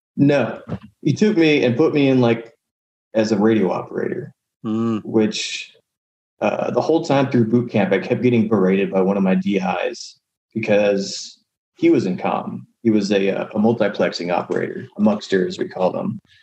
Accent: San Antonio, Texas, United States; I grew up in San Antonio

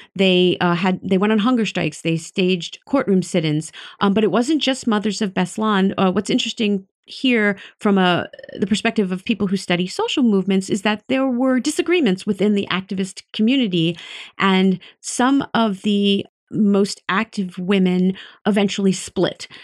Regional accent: United States; I, as an American

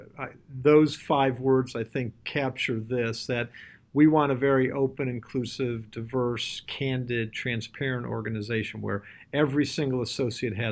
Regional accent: Cleveland, Ohio, United States; Cleveland, Ohio, which is my hometown

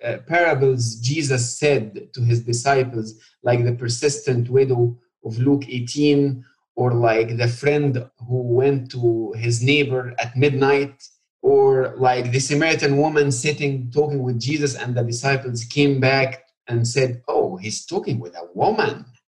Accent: Egypt; now in United States; I grew up in Egypt, born and raised in a Christian family. And I would say it's more like a cultural Christian.

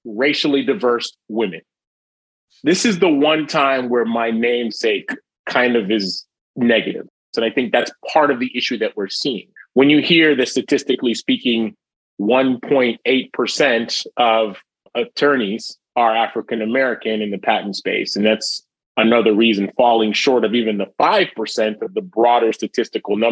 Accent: Jamaica; moved away; I'm from a Caribbean background. I was born in Jamaica, West Indies

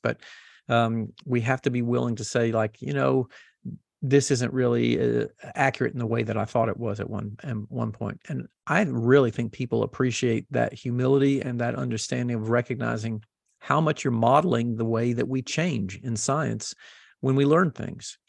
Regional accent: the South, United States; I grew up in the South

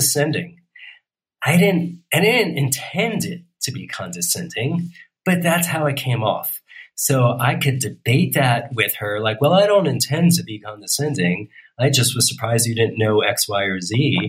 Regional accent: New York, United States; I'm from New York. My mom's from Brooklyn. My dad was from the Bronx

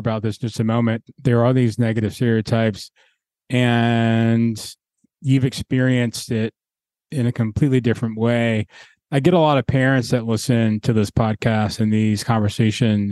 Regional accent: Atlanta, Georgia, United States; I grew up in Atlanta

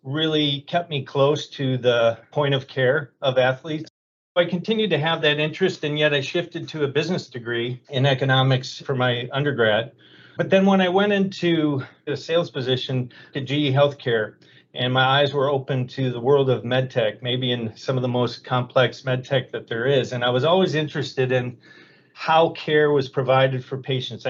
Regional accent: Menomonee Falls, Wisconsin, United States; also born or lived in Oshkosh, Wisconsin / Green Bay, Wisconsin; I'm a Midwestern guy. I was born in Oshkosh, Wisconsin. Moved to Green Bay and was raised in Menominee Falls, Wisconsin, which is a suburb of Milwaukee.

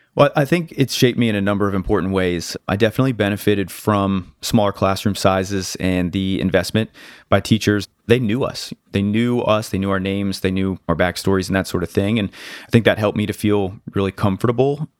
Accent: North Carolina, United States; also born or lived in Connecticut; I've lived in North Carolina since I was seven, but I'm originally from Connecticut

